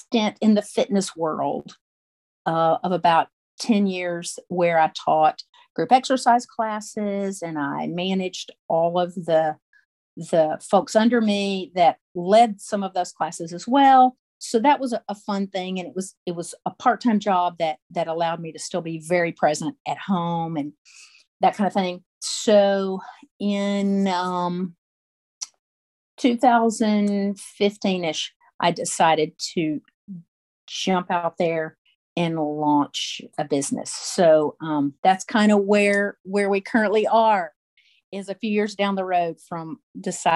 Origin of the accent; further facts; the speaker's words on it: St. Clair County, Alabama, United States; now in Birmingham, United States; I was born and raised in Alabama, grew up in rural St. Clair County, which is a little bit east of Birmingham, where we are now